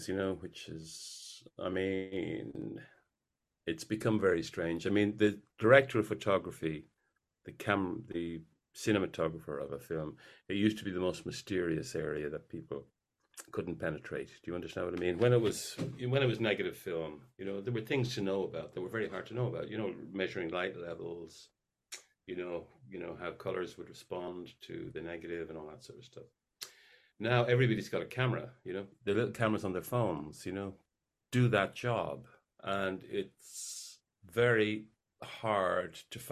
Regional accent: Ireland; I'm very much an Irish figure

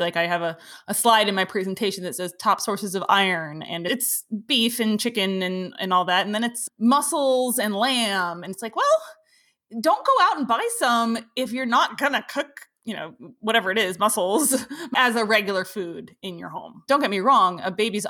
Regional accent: East Coast, United States; I grew up on the East Coast.

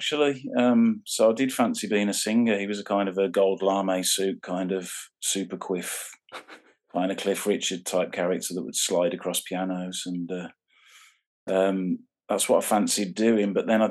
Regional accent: Birmingham, West Midlands, United Kingdom; I grew up in a place called Warstock, which is it's like a suburb of Birmingham.

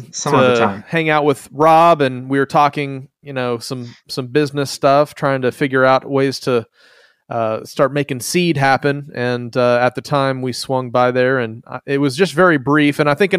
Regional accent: Philippines; moved away as an adult; I was raised in the Philippines as a missionary kid, grew up around a lot of different blends of Christianity there on the mission field, came back for college

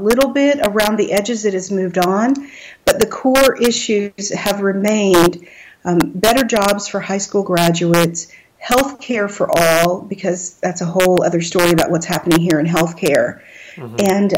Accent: Texas, United States; my visual image, which is very Texan, very focused on being Texan, and a little bit down home

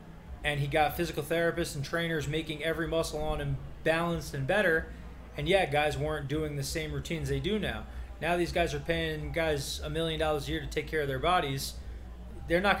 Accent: New York, United States; we're from New York and we're Mets fans.

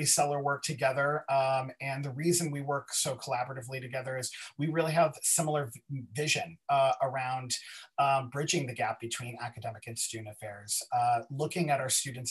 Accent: East Coast, United States; now in Los Angeles, United States; originally born and raised on the East Coast, but now living in Los Angeles on the West Coast

